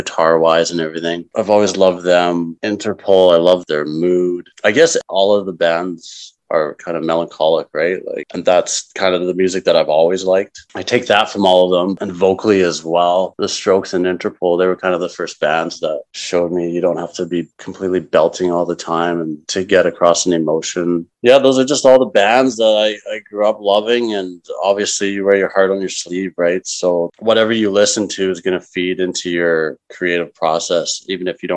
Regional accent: Calgary, Alberta, Canada; also born or lived in Toronto / Vancouver; I was born and raised in Calgary, so it's home

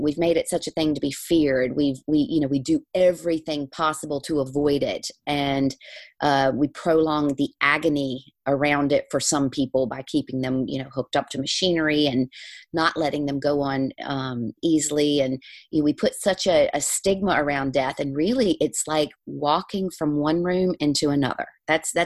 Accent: the South, United States; moved away as an adult; now in Ireland; I grew up in the South. I'm a preacher's daughter

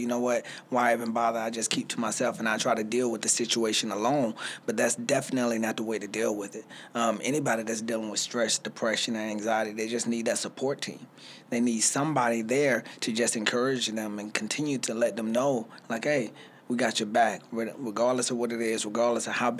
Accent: Spartanburg, South Carolina, United States; now in Greenville, United States; I'm originally from Spartanburg, South Carolina, so Sparkle City, you know. So I came to Greenville by way of Spartanburg

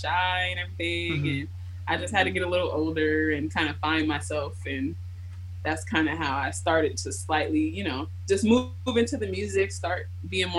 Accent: Baltimore, Maryland, United States; moved away as an adult; now in Seattle, United States; I grew up in Baltimore

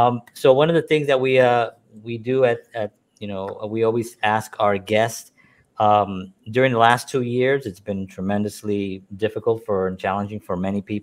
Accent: New York, United States; And by the way, you know, I am blessed that I was born and raised in New York. I love New York.

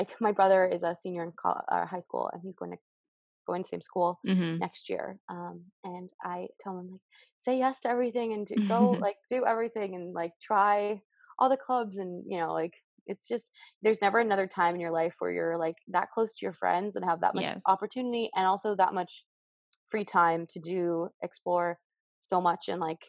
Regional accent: Portland, Oregon, United States; born there; also born or lived in California / Massachusetts / Indiana; And I was born in Portland, Oregon, and I lived in Indiana. So I kind of moved all over.

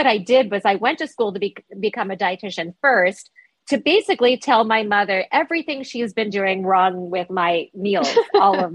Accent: New York, United States; I'm a New Yorker

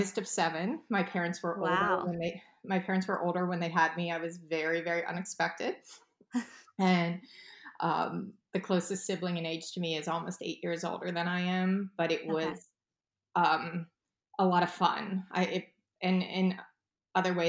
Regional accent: Oakmont, Pennsylvania, United States; also born or lived in Milwaukee, Wisconsin; I really grew up in a town called Oakmont, which is a suburb of Pittsburgh

